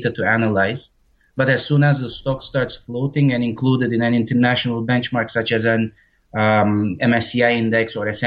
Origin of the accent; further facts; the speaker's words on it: Istanbul, Turkey; moved away as an adult; now in Varna, Bulgaria; I'm very close to the town that I'm originally from, Istanbul.